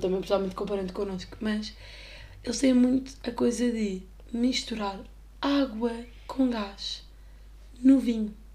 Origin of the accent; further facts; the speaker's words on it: Portugal; éramos portugueses, ou seja, nem sequer somos ali da zona